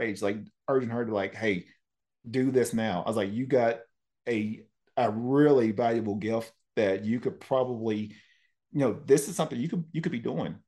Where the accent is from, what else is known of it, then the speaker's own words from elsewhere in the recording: Tennessee, United States; moved away; I'm from Tennessee